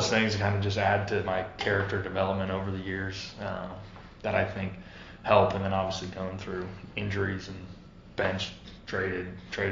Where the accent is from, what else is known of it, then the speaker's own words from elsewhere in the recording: North Dakota, United States; moved away; I was a Vikings fan growing up in North Dakota